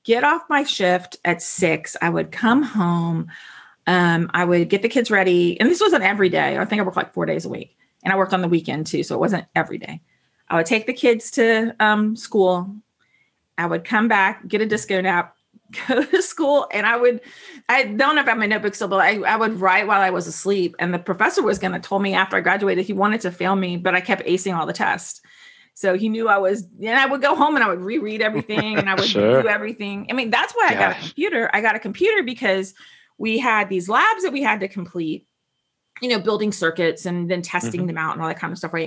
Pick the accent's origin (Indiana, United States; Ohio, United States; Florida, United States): Florida, United States; Fort Walton Beach; I'm from Walton Beach